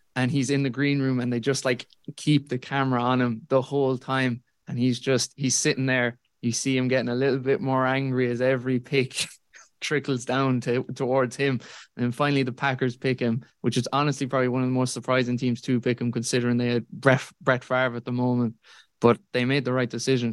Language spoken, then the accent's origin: English; Tralee, Munster, Ireland; I'm from Tralee